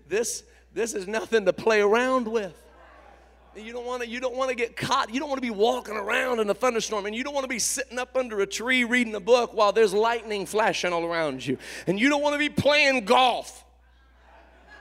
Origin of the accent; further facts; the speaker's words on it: Indiana, United States; I grew up in Indiana. I'm a Hoosier